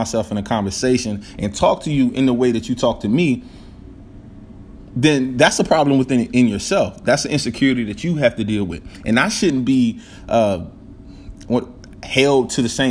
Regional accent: the South, United States; I'm from the South, and we're from the country

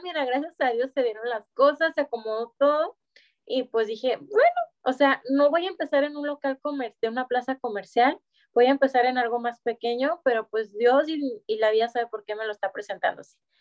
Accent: Guadalajara, Jalisco, Mexico; moved away as an adult; now in Monterrey, Mexico; yo soy de Guadalajara junto con toda mi familia y llegamos aquí a Monterrey hace tres años

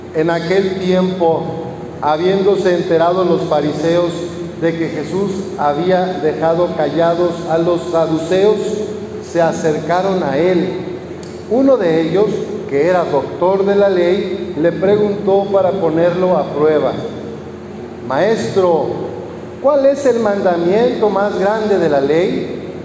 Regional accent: Mexico; los mexicanos somos hijos de Dios

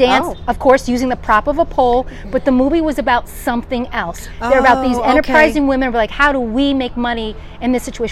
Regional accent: New Milford, Connecticut, United States; moved away; my hometown, New Milford, Connecticut.

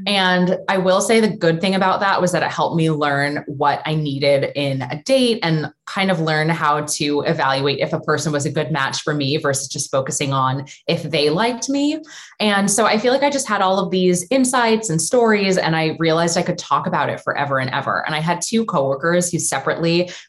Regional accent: New York, United States; moved away as an adult; now in Los Angeles, United States; I am from New York actually, but I currently live in LA. I've been there for over a decade

